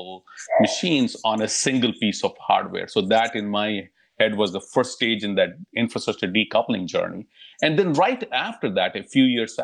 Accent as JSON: {"language": "English", "country": "India", "tie": "born or raised there", "also_born_or_lived": "Europe", "moved": "as an adult", "lives_now": "California, United States", "said": "I was born and raised in India"}